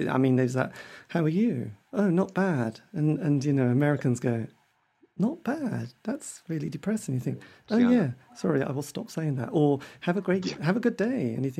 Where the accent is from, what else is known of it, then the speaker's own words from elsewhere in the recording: England, United Kingdom; yes, we're English, we moan, don't we?